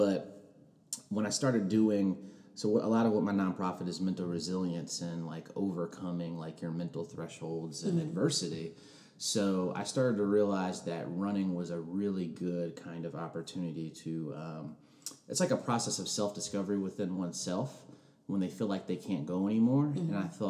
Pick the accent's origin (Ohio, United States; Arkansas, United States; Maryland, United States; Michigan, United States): Maryland, United States; Ellicott City; So I'm from outside of Baltimore. I spent most of my life there. A town called Ellicott City in Howard County. But like I told you before, my father was in the Air Force.